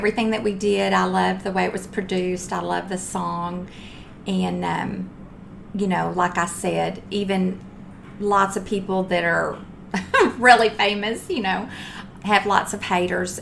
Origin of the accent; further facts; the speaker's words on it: Texas, United States; I'm from Texas.